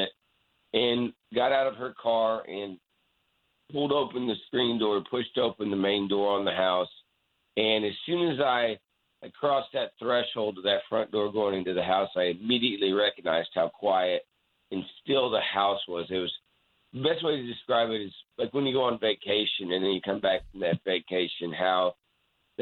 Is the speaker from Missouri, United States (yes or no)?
yes; Poplar Bluff, Missouri, United States; also born or lived in Lawton, Oklahoma; we moved from Lawton, Oklahoma to Poplar Bluff, Missouri.